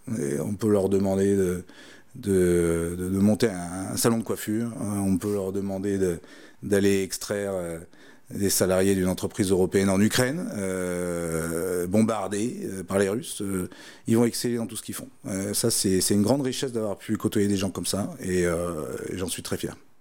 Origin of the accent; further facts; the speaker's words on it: Melun, Île-de-France, France; quand j'étais gamin, j'habitais à Melun à côté de Melun, il y a la forêt de Fontainebleau